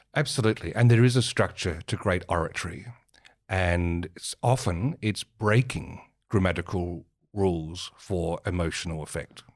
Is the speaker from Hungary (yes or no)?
no; Marion, South Australia, Australia; growing up in Mar-, the suburbs of Marion in the seventies